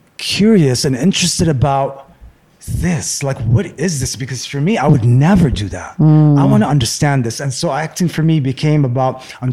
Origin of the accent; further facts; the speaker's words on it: Beirut, Beirut Governorate, Lebanon; moved away as an adult; also born or lived in Abu Dhabi, United Arab Emirates / Michigan, United States; I grew up in Lebanon until 21.